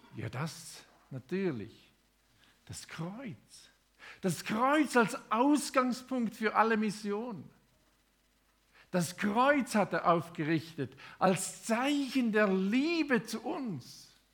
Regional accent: Thurgau, Switzerland; moved away as an adult; also born or lived in Indonesia; Ich bin im Thurgau aufgewachsen, zehn Kilometer südlich von Konstanz

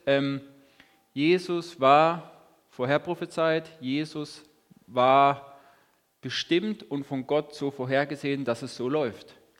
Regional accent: Lörrach, Baden-Württemberg, Germany; now in Hagen, Germany; Und ich komme auch aus Lörrach, wohne in Hagen.

